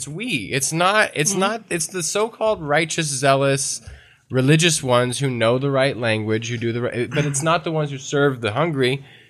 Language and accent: English; the South, United States; I'm from the South